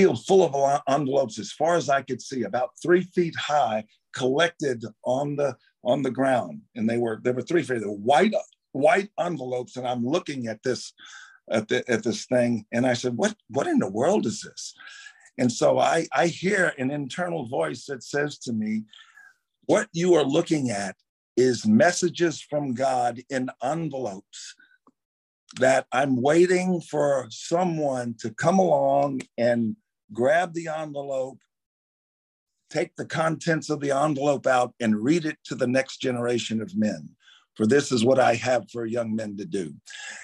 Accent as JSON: {"language": "English", "town": "Baton Rouge", "region": "Louisiana", "country": "United States", "tie": "born or raised there", "said": "Grew up in Baton Rouge"}